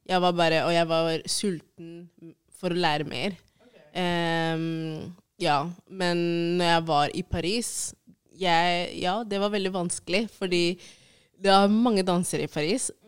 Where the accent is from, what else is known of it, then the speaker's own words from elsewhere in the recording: Oslo, Norway; Altså, jeg kommer fra Oslo, det er ikke noe jeg struggle for, liksom.